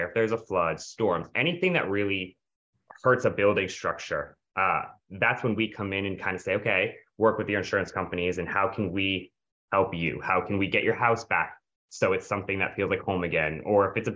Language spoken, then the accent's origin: English; the North, United States; I'm from the North.